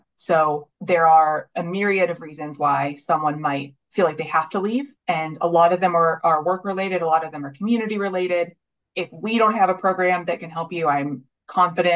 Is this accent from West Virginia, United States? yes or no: yes; Wellsburg, West Virginia, United States; I am from Wellsburg